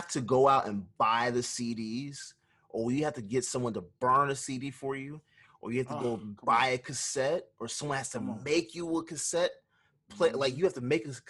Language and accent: English; Jamaica; speaking as a Jamaican